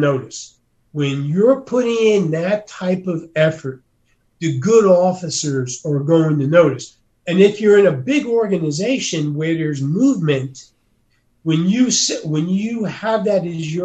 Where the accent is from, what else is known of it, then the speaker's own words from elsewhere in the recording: Northeast, United States; moved away; I come from the Northeast.